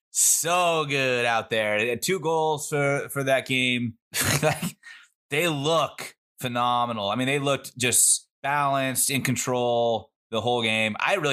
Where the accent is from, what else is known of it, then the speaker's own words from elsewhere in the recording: Bay Area, California, United States; moved away; And I grew up in the Bay Area, and like Moraga is not far out from where I grew up in the peninsula